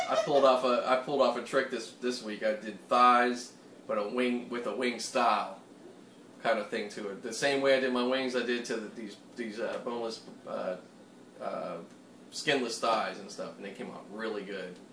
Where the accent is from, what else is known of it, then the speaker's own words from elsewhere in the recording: Pittsburgh, Pennsylvania, United States; accent: Pittsburgh; moved away; picking up my Pittsburgh accent a bit